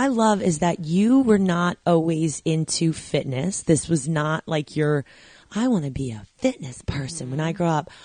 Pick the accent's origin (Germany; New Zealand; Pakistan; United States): United States; New York; I grew up in New York